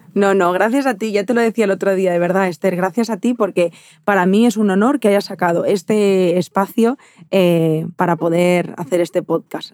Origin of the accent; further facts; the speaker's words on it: Barcelona, Catalonia, Spain; de donde yo soy, en, en Barcelona